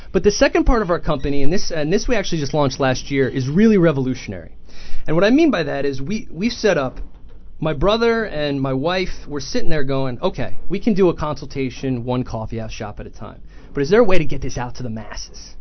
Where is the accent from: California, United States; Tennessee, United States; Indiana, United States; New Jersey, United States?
New Jersey, United States; Ramsey; also born or lived in Sussex County, New Jersey / Virginia; I grew up in Ramsey